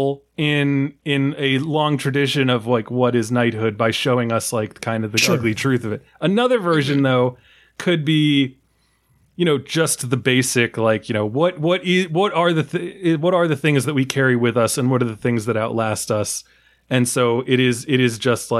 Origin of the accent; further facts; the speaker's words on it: New York, United States; as a New Yorker